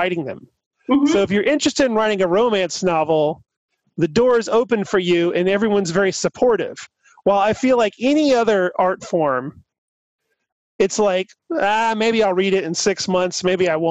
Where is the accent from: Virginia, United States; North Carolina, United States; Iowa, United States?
North Carolina, United States; Burlington; moved away as an adult; also born or lived in Saudi Arabia / Raleigh / Los Angeles; now in Atlanta, United States; I grew up in Burlington, North Carolina, and then after we moved back from Saudi Arabia, I lived in Raleigh.